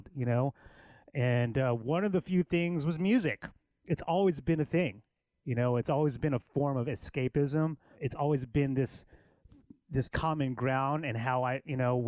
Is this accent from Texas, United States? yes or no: yes; Killeen, Texas, United States; now in Austin, United States; I grew up in Killeen, which is an hour north of Austin. Well, I'm a military kid, and my dad was in the military.